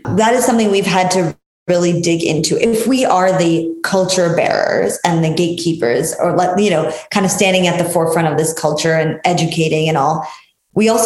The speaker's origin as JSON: {"language": "English", "country": "United States", "said": "we as Americans"}